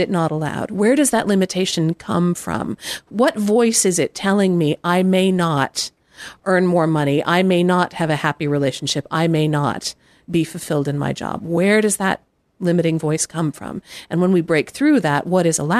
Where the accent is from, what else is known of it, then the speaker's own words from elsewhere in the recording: Midwest, United States; I grew up in the Midwest